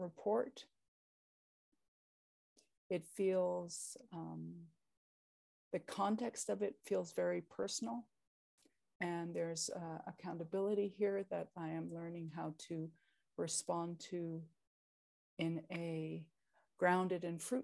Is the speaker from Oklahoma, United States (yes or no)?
yes; Oklahoma, United States; also born or lived in Niitsitapi Confederacy territory (Alberta); now in Canada; I was born in Oklahoma